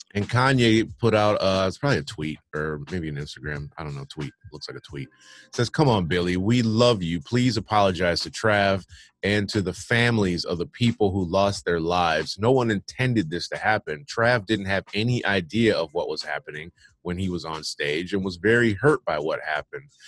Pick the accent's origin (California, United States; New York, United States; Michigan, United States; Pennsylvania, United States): Michigan, United States; moved away; I'm from Michigan